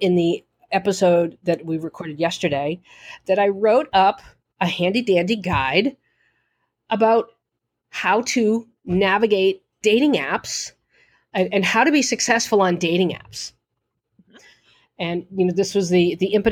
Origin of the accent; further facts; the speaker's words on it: Boston, Massachusetts, United States; accent: Boston; my Boston accent